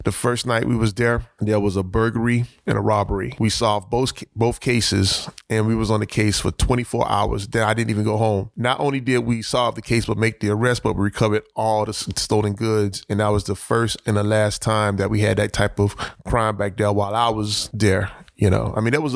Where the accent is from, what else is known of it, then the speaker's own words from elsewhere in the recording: Miami, Florida, United States; They ended up in Overtown, and I was born in Overtown